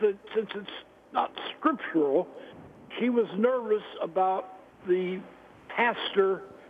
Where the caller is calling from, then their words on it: Marseilles, Illinois, United States; Marseilles, Illinois.